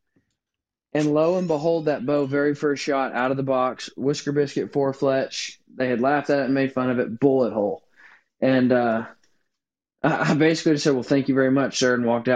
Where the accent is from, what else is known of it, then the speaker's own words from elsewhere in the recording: Northwest Arkansas, United States; now in Kansas, United States; I grew up in Northwest Arkansas, hunting the Ozarks